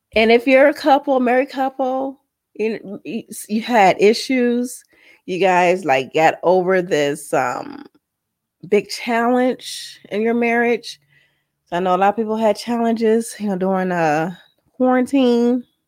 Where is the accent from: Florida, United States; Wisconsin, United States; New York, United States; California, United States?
California, United States; San Diego; accent: valley girl; moved away; I grew up in San Diego when I was a kid